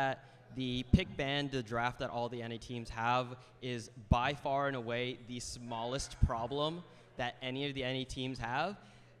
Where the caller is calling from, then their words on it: New Jersey, United States; From North Jersey.